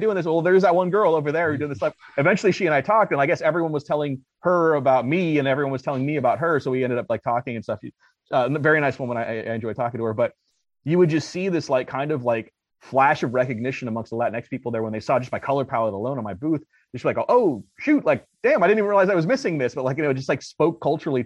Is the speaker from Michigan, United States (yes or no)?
no; Los Angeles, California, United States; now in Arizona, United States; I'm from LA as well.